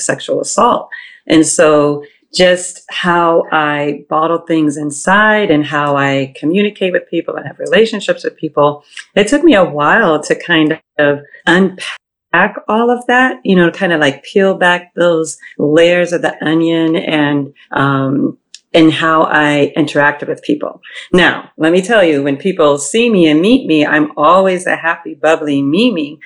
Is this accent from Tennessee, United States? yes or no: no; Boston, Massachusetts, United States; also born or lived in Ohio; now in New York, United States; I was born in Ohio, grew up in Boston. I live in New York now